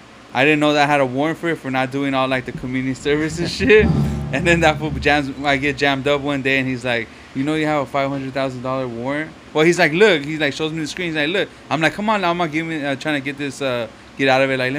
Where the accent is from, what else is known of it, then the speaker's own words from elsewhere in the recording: Los Angeles, California, United States; moved away; I'm from East Los Angeles originally.